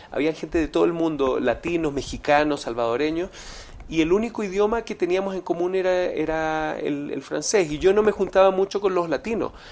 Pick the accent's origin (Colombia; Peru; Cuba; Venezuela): Venezuela; yo no sufrí mucho bullying, más cuando niño en Venezuela